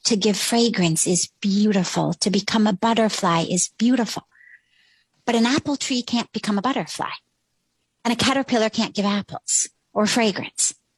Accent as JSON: {"language": "English", "town": "Los Angeles", "region": "California", "country": "United States", "tie": "born or raised there", "also_born_or_lived": "Palo Alto", "moved": "as an adult", "lives_now": "India", "said": "I grew up in Los Angeles, literally in Hollywood"}